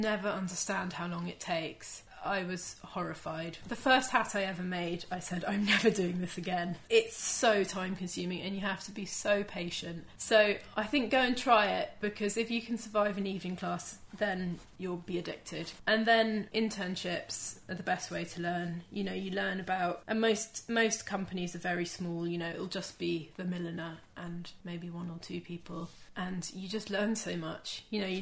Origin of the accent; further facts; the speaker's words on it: United Kingdom; being British